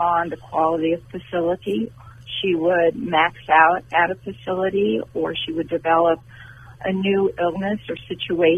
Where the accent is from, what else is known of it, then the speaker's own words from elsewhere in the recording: New York, United States; accent: New York; moved away as an adult; now in Austin, United States; I brought my New York accent and started saying y'all in Austin